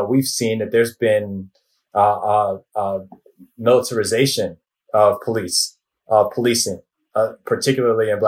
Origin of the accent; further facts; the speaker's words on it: Northwest suburbs of Chicago, Illinois, United States; I grew up in the Northwest suburbs